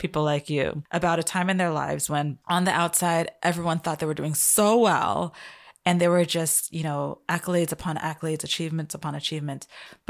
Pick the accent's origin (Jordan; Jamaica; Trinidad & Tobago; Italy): Trinidad & Tobago; I'm from Trinidad.